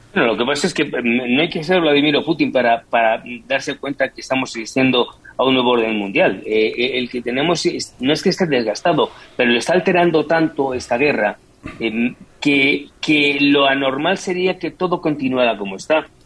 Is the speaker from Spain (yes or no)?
yes; Madrid, Community of Madrid, Spain; yo soy madrileño